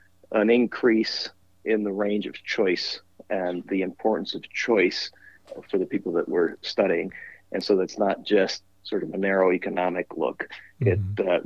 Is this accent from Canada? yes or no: no; Peru; also born or lived in Wisconsin; now in Washington, D.C., United States; I am originally from Peru